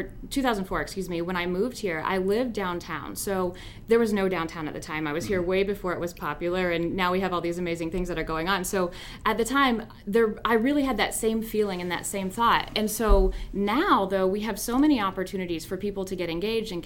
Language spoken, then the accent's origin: English; Lexington, Kentucky, United States; moved away as an adult; also born or lived in Chicago, Illinois; now in Fort Wayne, United States; I'm from Lexington, Kentucky originally